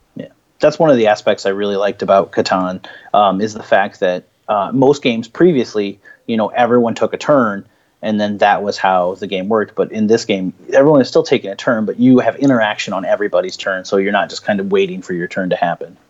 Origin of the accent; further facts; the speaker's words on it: Peoria, Illinois, United States; I'm from Peoria, Illinois